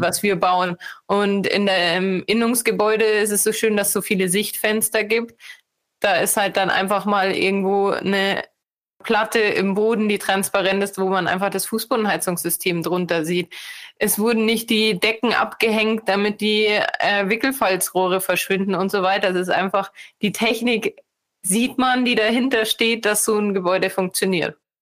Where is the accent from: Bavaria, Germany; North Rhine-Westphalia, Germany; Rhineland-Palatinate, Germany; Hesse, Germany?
Bavaria, Germany; Munich area; bin ich aus dem Münchner Raum